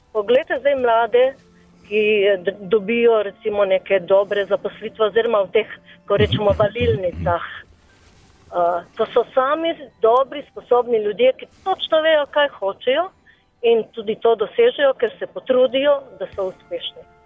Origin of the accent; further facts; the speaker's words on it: Slovenia; Slovenci smo kar precej samozavestni